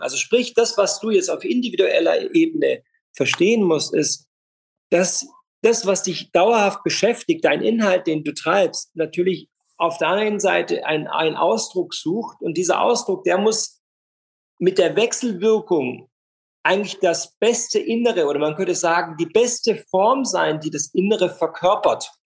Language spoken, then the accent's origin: German; Freiburg, Baden-Württemberg, Germany; Ich bin in Freiburg groß geworden